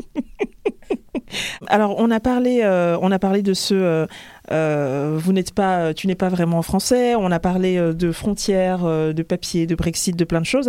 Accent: France; je suis née en France, mais je suis devenue française bien plus tard

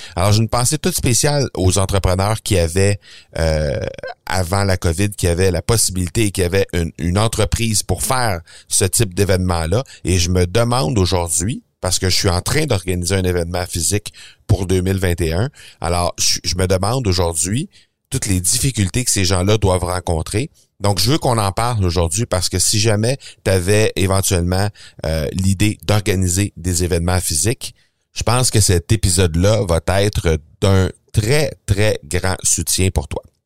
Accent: Canada; chez nous, au Canada

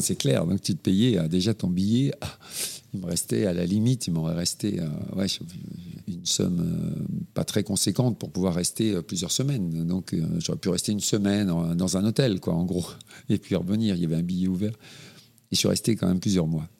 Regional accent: Normandy, France; moved away as an adult; je suis né en Normandie

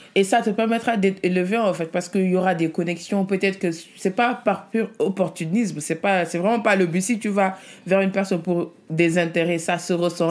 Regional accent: Senegal; moved away; also born or lived in Italy; Je suis née en Italie, je suis venue, euh, je suis partie au Sénégal à l'âge de 3 ans avec mes parents

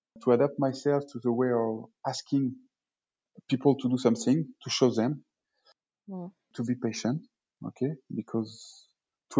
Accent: France; moved away as an adult; also born or lived in Bordeaux / Reims / Paris / Lille

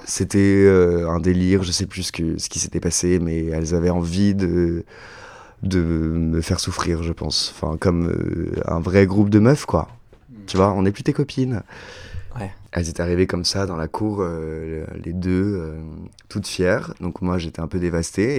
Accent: Chaponost, Auvergne-Rhône-Alpes, France; also born or lived in Oullins; j'ai grandi à Chaponneau, un petit village dans l'ouest lyonnais

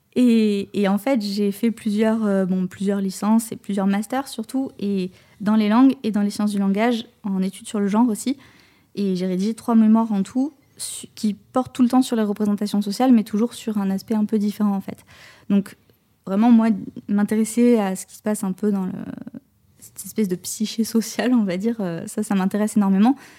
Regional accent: Pessac, Nouvelle-Aquitaine, France; j'ai grandi à Pessac

